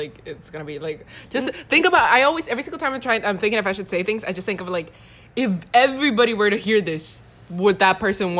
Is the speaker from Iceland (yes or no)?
no; Honduras; I was from Honduras